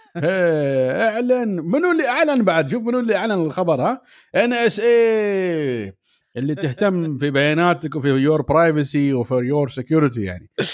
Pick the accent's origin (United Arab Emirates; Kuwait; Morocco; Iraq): United Arab Emirates; Dubai; انا من دبي